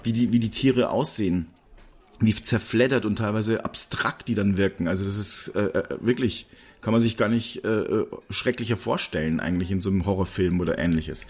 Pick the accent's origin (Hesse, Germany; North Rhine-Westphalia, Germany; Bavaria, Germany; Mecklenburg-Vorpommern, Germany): Bavaria, Germany; Regensburg; Ich komme ja aus Regensburg oder aus der Nähe von Regensburg